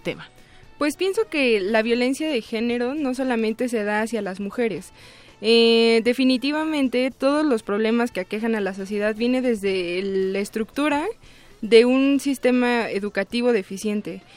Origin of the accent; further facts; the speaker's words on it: Tlalnepantla de Baz, State of Mexico, Mexico; yo soy originaria del Estado de México, específicamente del municipio de Tlalnepantla de Vaz